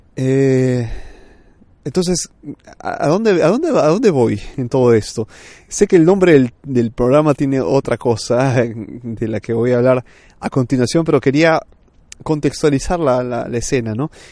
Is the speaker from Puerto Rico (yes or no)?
no; Peru; moved away as an adult; now in Milan, Italy; yo soy peruano de nacimiento y he crecido hasta los 27 años por allá